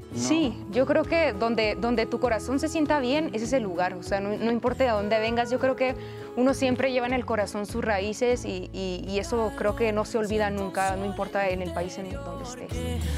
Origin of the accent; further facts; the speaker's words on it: Hermosillo, Sonora, Mexico; now in Mexico City, Mexico; Vengo del norte del país, soy de Hermosillo, Sonora, mucho calor, desierto completamente, pero justo el venirme a, Ciudad de México